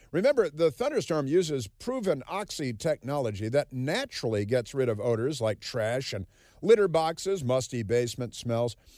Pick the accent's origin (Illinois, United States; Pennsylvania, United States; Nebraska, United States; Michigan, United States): Illinois, United States; Chicago; moved away; I come from Chicago